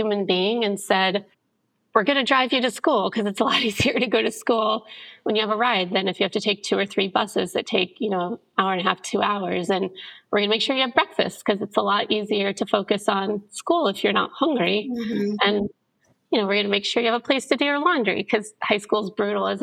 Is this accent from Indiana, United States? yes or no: yes; Indianapolis, Indiana, United States; I grew up originally in Indianapolis, Indiana, in an incredibly religious family